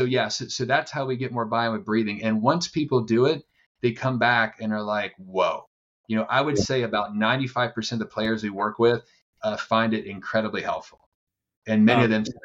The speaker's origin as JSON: {"language": "English", "region": "East Coast", "country": "United States", "moved": "yes", "lives_now": "San Diego, United States", "said": "I'm from the East Coast. I live in San Diego"}